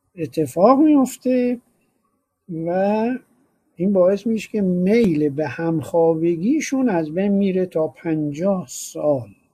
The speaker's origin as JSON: {"language": "Persian", "country": "Iran", "said": "ما چون ایرانی هستیم"}